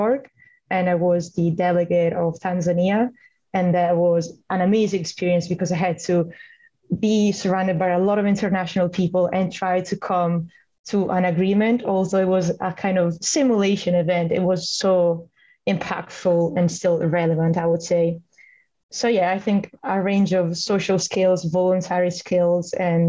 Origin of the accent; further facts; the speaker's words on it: Italy; moved away as an adult; now in Stirling, United Kingdom; I'm from Italy.